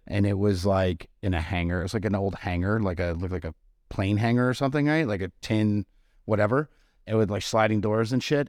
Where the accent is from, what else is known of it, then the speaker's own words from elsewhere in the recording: Marblehead, Massachusetts, United States; now in Charleston, United States; I grew up on the North Shore of Boston in, um, in Marblehead, Mass